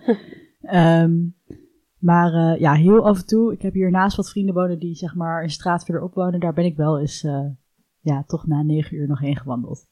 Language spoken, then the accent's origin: Dutch; Netherlands; wij ons als Nederlanders